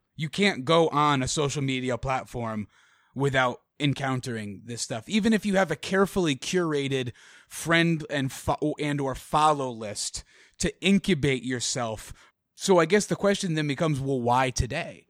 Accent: Connecticut, United States; my home state of Connecticut

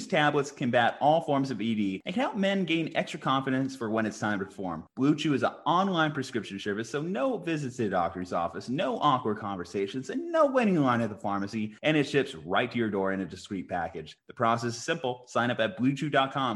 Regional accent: Albuquerque, New Mexico, United States; We're from Albuquerque, New Mexico.

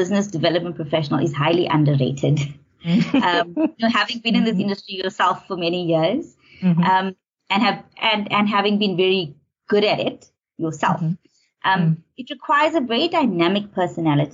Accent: Natal Midlands, KwaZulu-Natal, South Africa; moved away as an adult; also born or lived in Howick / Pietermaritzburg; now in Johannesburg, South Africa; I'm from Natal, specifically from the Natal Midlands. I grew up in a middle-class home

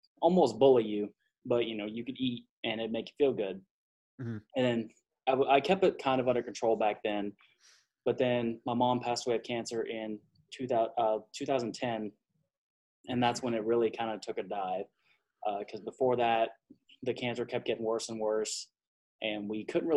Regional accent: Texas, United States; I was born and raised in Texas

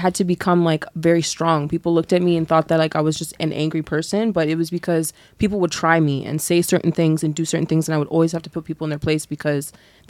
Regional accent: Mississauga, Ontario, Canada; also born or lived in Waterdown, Ontario; I grew up in Mississauga and then I moved to the suburbs to Waterdown.

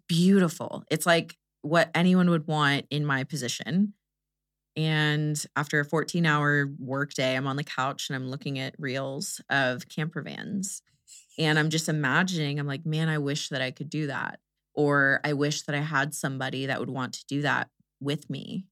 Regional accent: Houston, Texas, United States; I'm from Houston

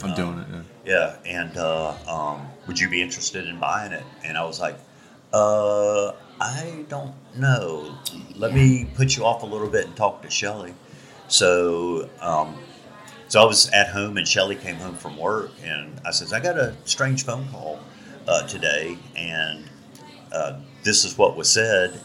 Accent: Outer Banks, North Carolina, United States; moved away; also born or lived in Pensacola, Florida; I grew up in the Outer Banks of North Carolina

